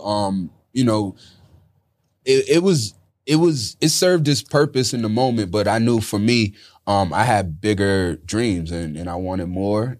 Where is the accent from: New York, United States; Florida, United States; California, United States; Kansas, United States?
New York, United States; upstate; also born or lived in Bronx, New York / Manhattan, New York; that's when we moved upstate New York